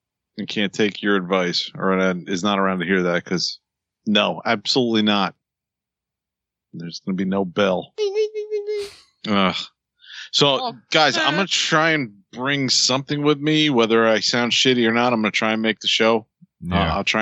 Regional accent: New Jersey, United States; Like I'm from Jersey. Let's go get a slice.

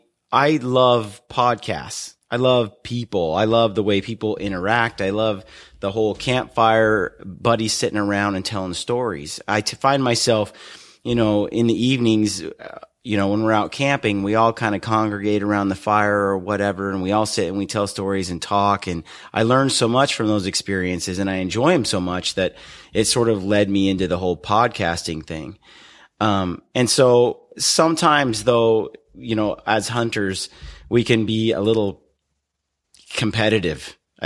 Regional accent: Oregon City, Oregon, United States; I grew up in Oregon City in Oregon.

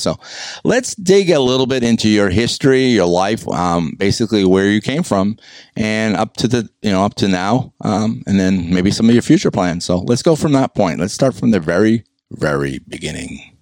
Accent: New England, United States; I'm from New England

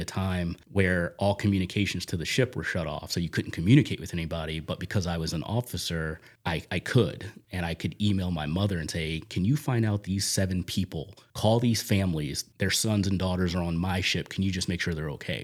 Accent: Magnolia, New Jersey, United States; also born or lived in Dudley, Massachusetts; now in Sutton, Massachusetts, United States; I grew up in South Jersey, right outside of the Camden area, if you're familiar with that area. Small little town called Magnolia

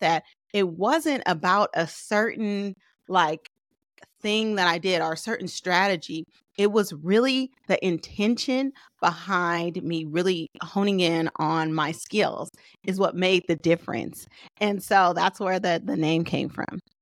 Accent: Oakland, California, United States; I'm from Oakland

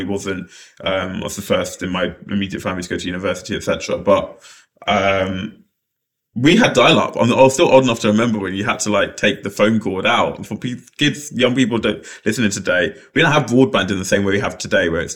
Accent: London, United Kingdom; I grew up in Lewisham Borough

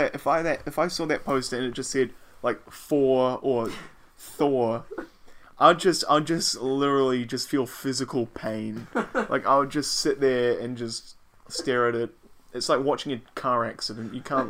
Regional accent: New Zealand; Hey, they don't know we're from New Zealand.

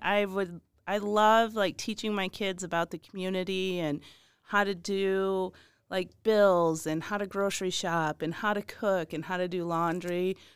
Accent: Michigan, United States; moved away; I'm originally from Michigan, and I married a man from Eastern Green

